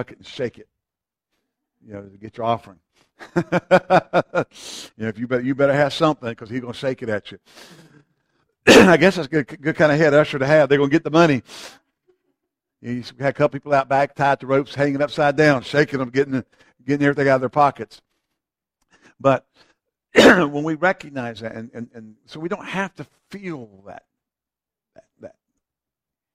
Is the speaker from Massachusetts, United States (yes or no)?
no; Eastern Carolina, North Carolina, United States; now in Greensboro, United States; I grew up in Eastern Carolina